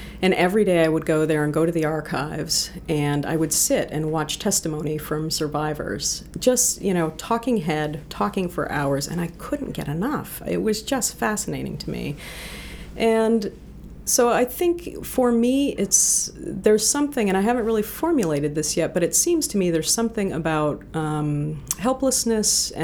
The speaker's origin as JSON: {"language": "English", "region": "New Hampshire", "country": "United States", "tie": "born or raised there", "also_born_or_lived": "New Jersey / Boston / Los Angeles", "moved": "as an adult", "lives_now": "Maine, United States", "said": "I grew up in New Hampshire. I was born in New Jersey, but my parents went back to the land in 1970."}